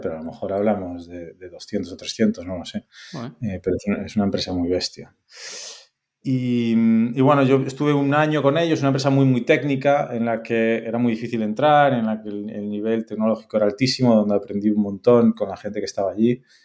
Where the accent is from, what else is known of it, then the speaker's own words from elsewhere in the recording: Bueu, Galicia, Spain; moved away as an adult; also born or lived in A Coruña / Lyon / Madrid; yo soy eh, gallego, nacido en Coruña, pero criado en las Rías Baixas, en Bueu